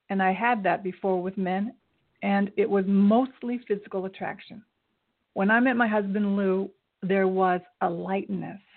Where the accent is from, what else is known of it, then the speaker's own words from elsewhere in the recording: Japan; born there; I was born in Japan. My father was in the military, so I traveled a lot.